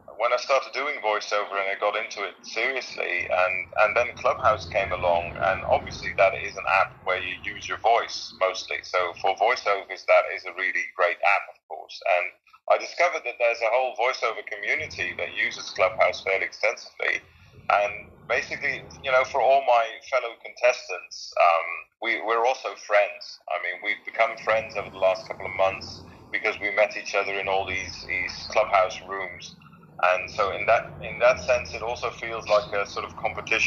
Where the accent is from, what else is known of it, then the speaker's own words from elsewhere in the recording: Netherlands; English is a second language; I'm a Dutch guy, so English is not my native tongue.